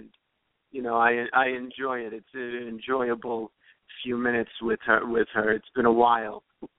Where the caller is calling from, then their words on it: New Jersey, United States; I'm calling from New Jersey.